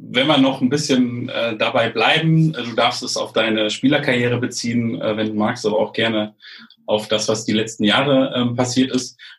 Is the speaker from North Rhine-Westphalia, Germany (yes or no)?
yes; Lübbecke, North Rhine-Westphalia, Germany; also born or lived in Minden; in Minden geboren und in Lübbecke-Ostwestfalen aufgewachsen. Das sind Kurzwege.